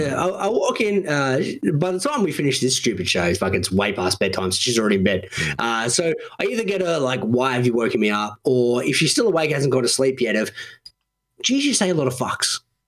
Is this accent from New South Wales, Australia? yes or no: yes; Sydney, New South Wales, Australia; It's the Westie thing. We're from the Western suburbs.